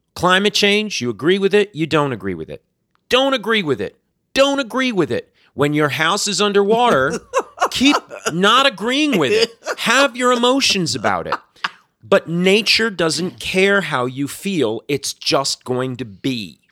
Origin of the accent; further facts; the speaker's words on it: South Florida, United States; moved away; when I was growing up in South Florida